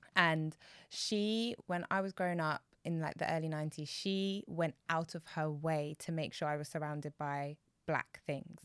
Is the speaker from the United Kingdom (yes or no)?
yes; United Kingdom; I'm Black British